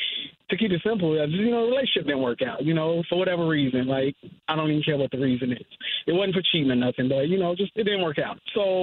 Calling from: Woodbridge, United States; I'm calling from Woodbridge.

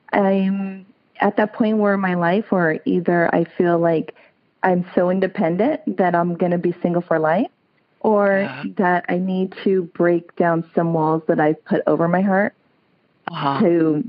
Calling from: California, United States; I'm calling from a small town in California called Olivers. It's about 30 minutes north from Sacramento.

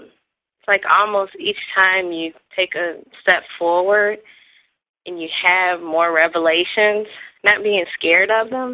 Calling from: Columbus, Georgia, United States; I am actually down in Columbus, Georgia.

